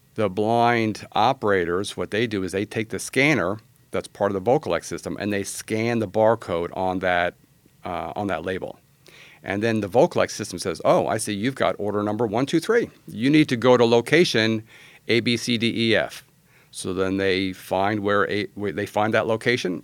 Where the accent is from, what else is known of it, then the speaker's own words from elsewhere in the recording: New York, United States; also born or lived in Virginia / San Antonio, Texas; now in Austin, United States; I was born in New York